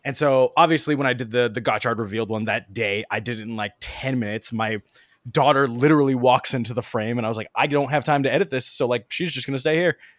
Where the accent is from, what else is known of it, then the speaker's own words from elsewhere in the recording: United States; as an American and non-Japanese speaking person